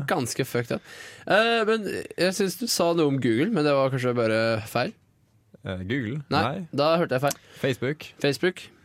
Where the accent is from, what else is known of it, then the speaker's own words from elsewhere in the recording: Lillehammer, Innlandet, Norway; men ja, jeg er fra Lillehammer.